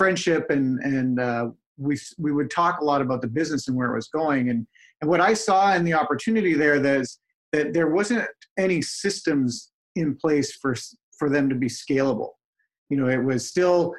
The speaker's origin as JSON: {"language": "English", "town": "Vancouver", "region": "British Columbia", "country": "Canada", "said": "I'm originally from Vancouver"}